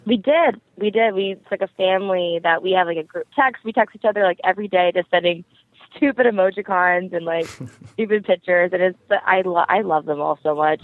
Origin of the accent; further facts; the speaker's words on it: Riverside, California, United States; i am from Riverside, California, so it's like two hours away